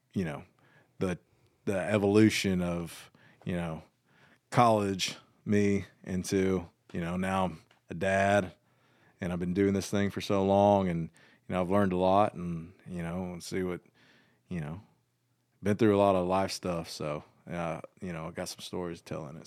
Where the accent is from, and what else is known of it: Georgia, United States; born or raised there; moved away as an adult; also born or lived in Nashville